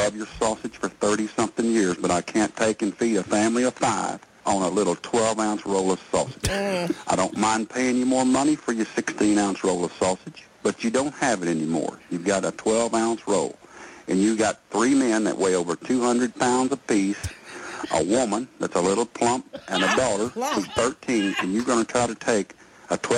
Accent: Texas, United States; I'm a Texas man.

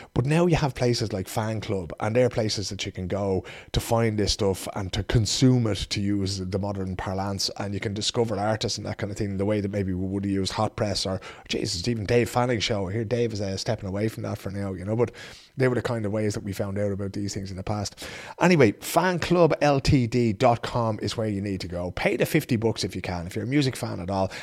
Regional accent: Dublin, Leinster, Ireland; growing up in Dublin with Declan

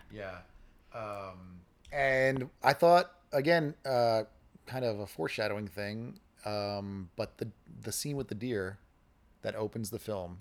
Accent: New York, United States; moved away as an adult; now in Austin, United States; I grew up in New York

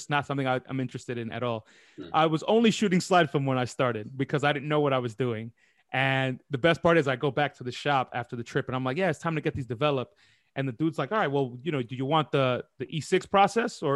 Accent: New York City, New York, United States; moved away as an adult; now in London, United Kingdom; I'm born and raised in New York City. I'm from uptown Washington Heights.

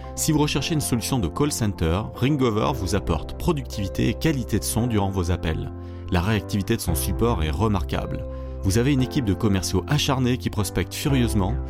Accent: Saint-Étienne, Auvergne-Rhône-Alpes, France; je suis stéphanois

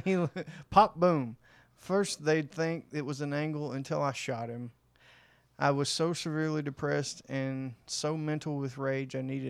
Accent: New York, United States; I said, what's this? I'm from New York.

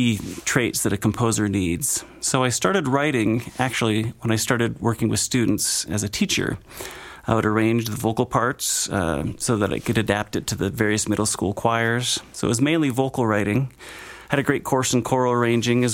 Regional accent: Great Falls, Montana, United States; moved away as an adult; also born or lived in Utah / West Virginia; now in Grand Junction, United States; I was born in Great Falls, Montana, kind of just due north of here, but not far from the mountains

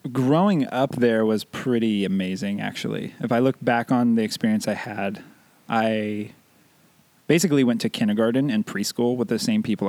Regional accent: Escalon, California, United States; moved away; I grew up not too far, actually, from where Chris grew up. I grew up in a town called Escalon, which is about 10 minutes from Modesto. And hopefully most people are familiar with Modesto, but essentially it's like Central Valley, California.

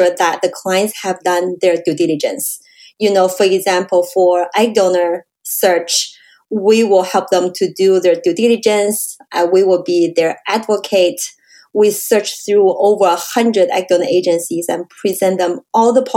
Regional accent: China; moved away as an adult; also born or lived in Canada; now in San Francisco, United States; I grew up in China, and I immigrated to Canada in 2003.

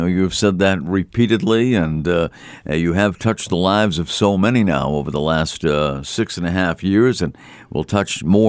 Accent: Melrose, Massachusetts, United States; And I grew up in Melrose.

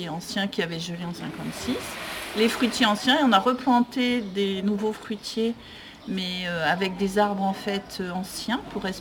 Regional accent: Lincel, Provence-Alpes-Côte d'Azur, France; je suis euh, de l'Incel, qui fait partie de la commune de Saint-Michel.

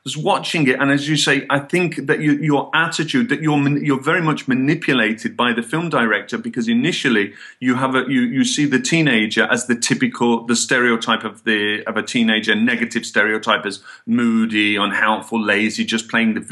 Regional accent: Birmingham, West Midlands, United Kingdom; now in Barcelona, Spain; My family's Irish, but I was born and brought up in England, in Birmingham.

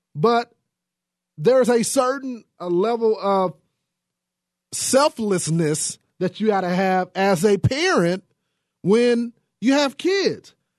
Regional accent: Texas, United States; the state of Texas, my home state

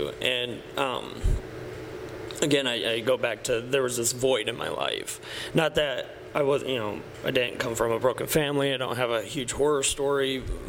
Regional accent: Sioux City, Iowa, United States; I grew up in Sioux City

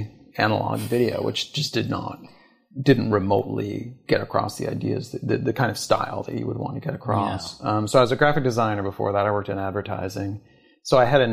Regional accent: Canada; moved away as an adult; also born or lived in Toronto / New York; I'm from Canada originally.

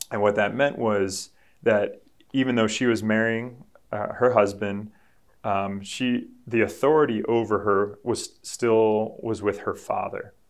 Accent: New England, United States; I'm from New England. We're Patriots fans up here

